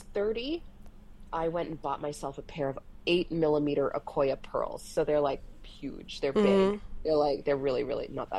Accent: England, United Kingdom; born there; And the fact that I was born in England, so I have a bit of that inflection.

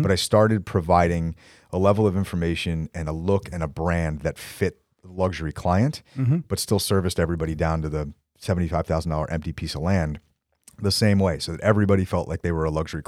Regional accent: New Jersey, United States; So I grew up in Bergen County. So mm-hmm. I'm a Jersey boy, born and bred, and went to school in Manhattan for 4 years.

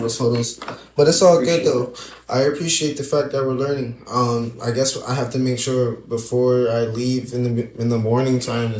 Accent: New York, United States; But we're both from New York.

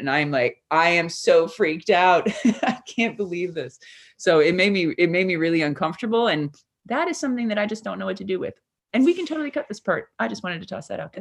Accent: United States; moved away; I am an American

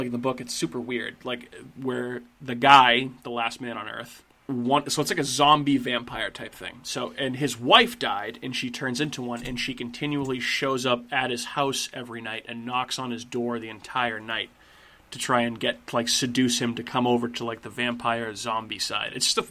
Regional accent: Massachusetts, United States; the Wahlbergs because we're from Massachusetts.

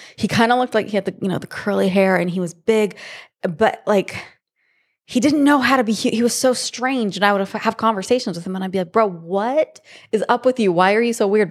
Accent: Monrovia, California, United States; also born or lived in San Jose, California / Arizona; I grew up in a small town in L A. um, called Monrovia, and it's just east of Pasadena

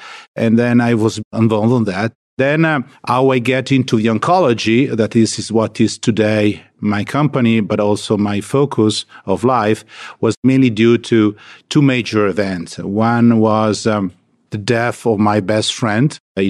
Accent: Lombardy, Italy; English is a second language; Yeah, I grew up in Italy, in a small village in the countryside of Milan.

